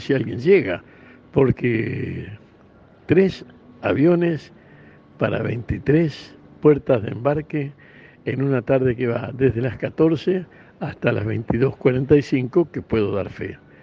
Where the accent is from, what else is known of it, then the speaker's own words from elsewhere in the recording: Santa Fe, Argentina; en la patria de donde vengo, La provincia de Santa Fe